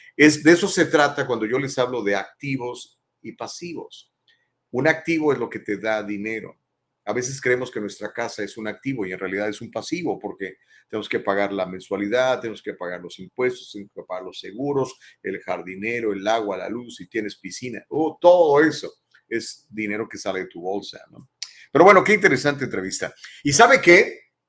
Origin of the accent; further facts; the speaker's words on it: Mexico; now in Southern California, United States; soy mexicano y soy ciudadano americano.